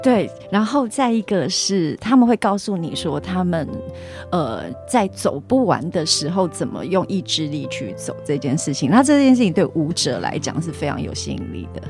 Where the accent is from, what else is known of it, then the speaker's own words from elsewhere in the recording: Chiayi County, Taiwan; 我是嘉义人。 是。然后新港离我家很近